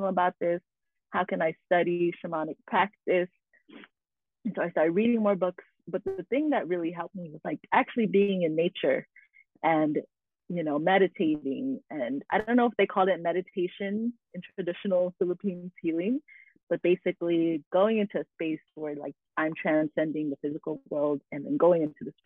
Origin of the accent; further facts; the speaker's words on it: Carson, California, United States; I was born in Carson, California. And so I'm in the diaspora of the Filipinx folks